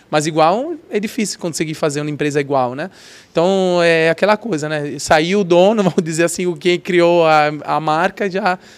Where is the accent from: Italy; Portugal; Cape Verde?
Italy; Portuguese is a second language; now in Brazil; sou italiano, sou limpo, organizado, estou procurando um apartamento